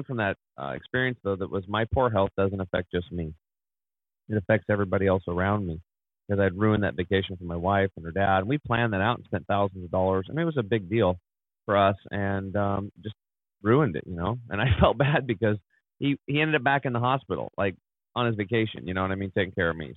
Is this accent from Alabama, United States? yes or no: no; Eastern Oregon, United States; I grew up over in Eastern Oregon, which is pretty much like Montana